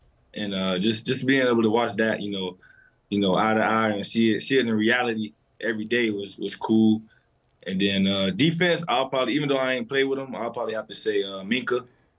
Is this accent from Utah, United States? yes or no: no; Fort Lauderdale, Florida, United States; South Florida, Fort Lauderdale.